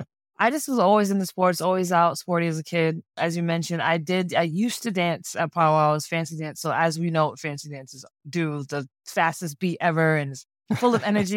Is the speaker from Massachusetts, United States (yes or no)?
yes; Seekonk, Massachusetts, United States; more history about my tribe, I'm from the Sikonke clan or the Black Goose clan of the Wampanoag Nation. There's like, I gotta say, 9 different bands or clans in the Wampanoag Nation. I come from Sikonke or Sikonk.